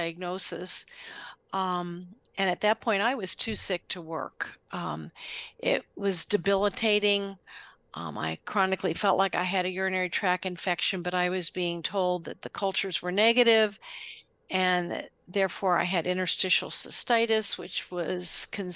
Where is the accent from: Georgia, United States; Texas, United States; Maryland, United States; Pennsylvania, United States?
Maryland, United States; Western; I was born and raised in Western Maryland.